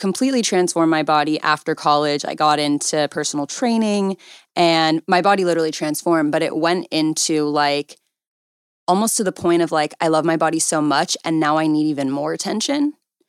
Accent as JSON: {"language": "English", "town": "Calabasas", "region": "California", "country": "United States", "tie": "born or raised there", "said": "I grew up in Calabasas, so I literally went to high school with, like, Kylie Jenner."}